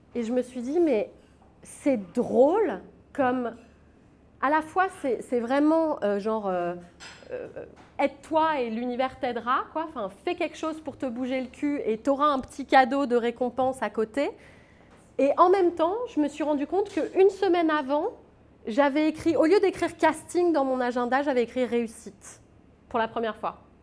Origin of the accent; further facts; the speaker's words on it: Paris, Île-de-France, France; je suis plus parisienne que moi, tu meurs parce que je suis born and raised à Montmartre. Pendant 22 ans, j'ai grandi à Montmartre